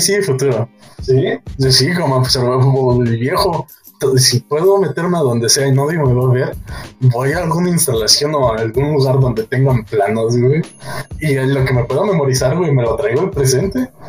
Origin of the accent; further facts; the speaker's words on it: Mexico; dos partes mexicanos